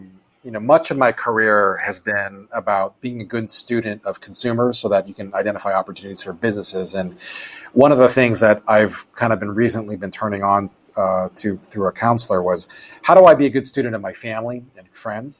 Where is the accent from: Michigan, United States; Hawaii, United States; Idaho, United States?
Hawaii, United States; Oahu; now in Chicago, United States; I was born and raised on Oahu.